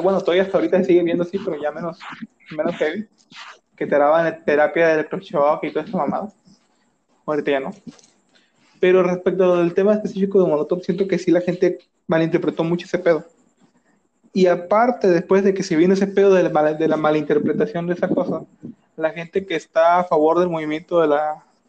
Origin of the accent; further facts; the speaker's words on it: Mexico; todos somos mexicanos